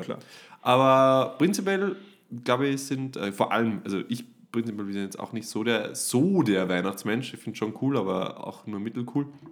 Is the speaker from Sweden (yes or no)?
no; Upper Austria, Austria; bei uns in Oberösterreich